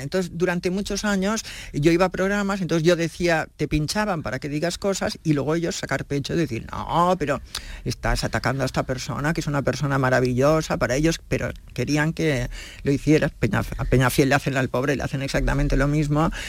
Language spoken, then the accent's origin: Spanish; Catalonia, Spain; ya sabes que yo soy catalana, vivo en Barcelona